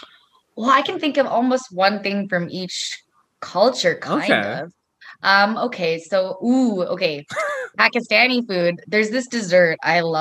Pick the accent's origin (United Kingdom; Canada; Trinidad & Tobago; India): Canada; I like to think of myself just as like a Canadian hodgepodge. That's basically what it is. It's a little bit of everything. I celebrate like Catholic holidays